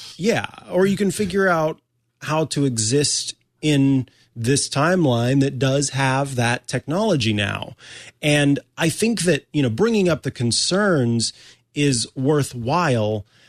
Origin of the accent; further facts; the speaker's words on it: Missouri, United States; moved away; I'm from the Show Me State originally